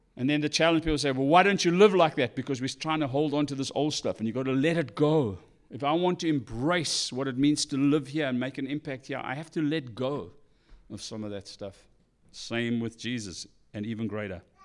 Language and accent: English; South Africa; moved away; I'm South African